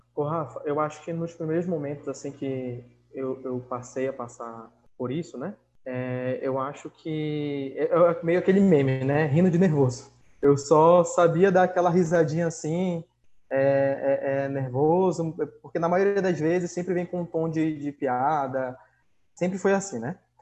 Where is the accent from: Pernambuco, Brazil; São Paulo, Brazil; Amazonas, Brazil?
Amazonas, Brazil; Manaus; sou de Manaus